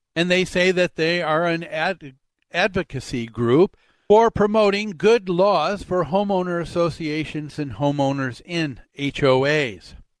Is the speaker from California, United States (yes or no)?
no; Medicine Lake, Minnesota, United States; growing up on Medicine Lake